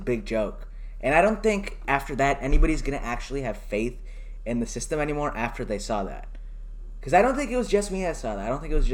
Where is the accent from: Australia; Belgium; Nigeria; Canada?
Canada; as a Canadian